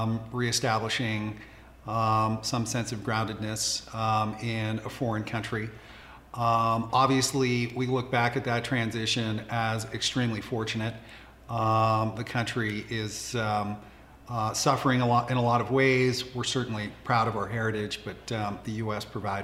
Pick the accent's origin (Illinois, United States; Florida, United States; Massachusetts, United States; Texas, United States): Massachusetts, United States; Boston; also born or lived in Iran; I grew up in Boston, Massachusetts. I am the son of two immigrant parents, both of whom fled the Iranian Revolution in the late 1970s